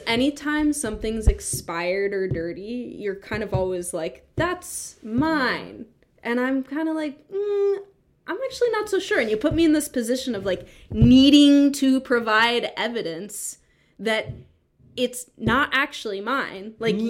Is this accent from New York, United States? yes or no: yes; New York City, New York, United States; I'm from New York. New York City? Yeah, and my mom's Italian.